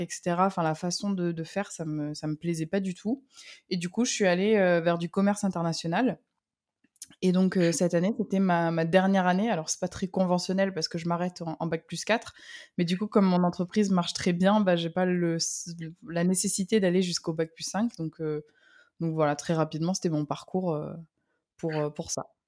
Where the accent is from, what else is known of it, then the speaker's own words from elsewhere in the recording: south of France, France; je suis, originaire du, sud de la France. Je suis euh, le soleil, le pur produit du sud